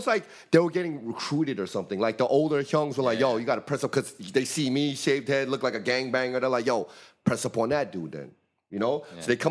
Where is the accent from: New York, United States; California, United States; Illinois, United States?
New York, United States; moved away as an adult; now in Los Angeles, United States; I'm from the Bronx, man